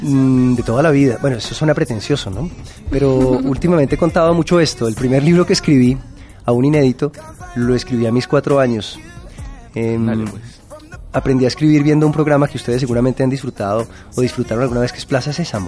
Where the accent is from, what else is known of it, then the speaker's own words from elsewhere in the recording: Bogotá, Colombia; Yo vengo de la capital de Colombia, que es Bogotá